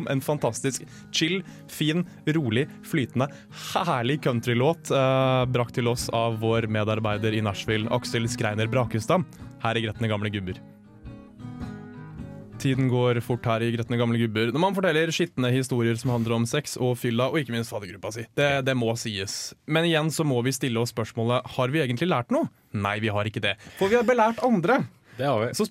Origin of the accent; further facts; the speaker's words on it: Sandvika, Akershus, Norway; jeg er fra Sandvika, for faen.